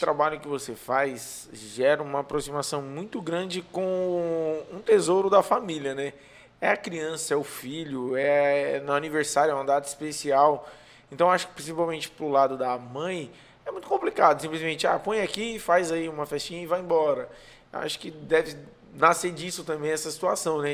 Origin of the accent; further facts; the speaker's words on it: São Paulo, Brazil; now in Maracanaú, Brazil; Eu sou forasteiro, né? Sou de São Paulo, mas vim para cá